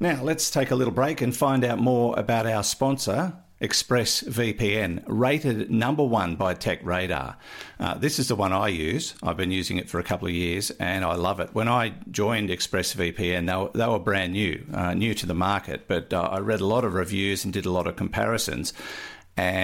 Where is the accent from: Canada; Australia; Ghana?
Australia; I'm Australian